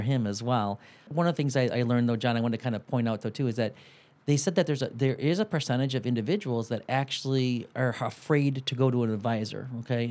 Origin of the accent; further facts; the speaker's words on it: Detroit, Michigan, United States; we're from Detroit